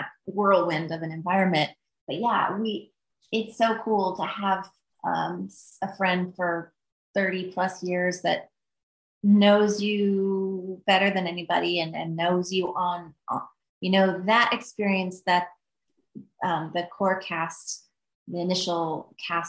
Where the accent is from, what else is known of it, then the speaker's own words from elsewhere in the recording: Midwest, United States; moved away; I'm from the Midwest